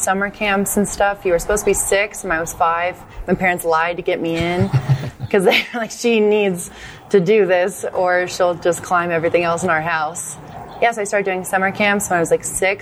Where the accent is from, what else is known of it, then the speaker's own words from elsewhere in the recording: Plano, Texas, United States; I grew up in Plano, Texas